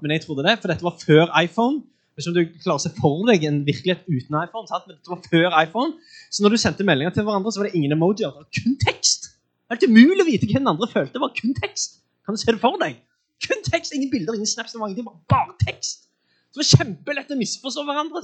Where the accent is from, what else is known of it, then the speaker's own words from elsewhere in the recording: Sandnes, Rogaland, Norway; jeg er fra Sandnes